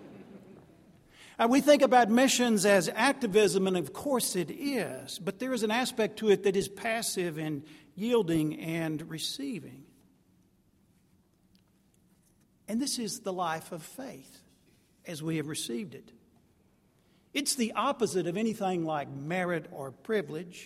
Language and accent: English; Jacksonville, Texas, United States; moved away as an adult; I'm from Jacksonville, Texas. That's behind the Pine Curtain. I eventually had to wander out of the piney woods